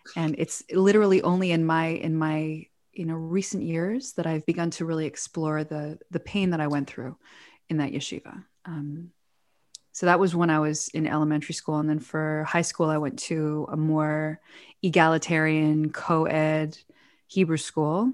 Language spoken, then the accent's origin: English; Toronto, Ontario, Canada; moved away; also born or lived in New York / Israel; we grew up in Toronto. Officially, it's where we went to school